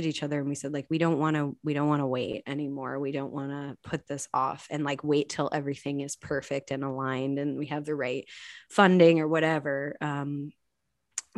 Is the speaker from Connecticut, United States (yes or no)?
no; Chicago, Illinois, United States; now in Indianapolis, United States; I grew up in Chicago in the 90s